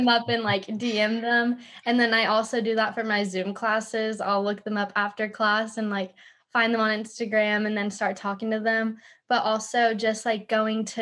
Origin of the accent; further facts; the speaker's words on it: Austin, Texas, United States; moved away as an adult; now in Arkansas, United States; I'm also from Austin, Texas